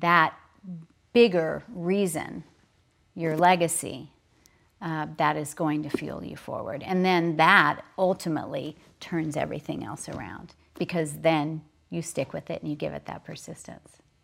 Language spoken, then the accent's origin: English; Oklahoma, United States; I was raised in Oklahoma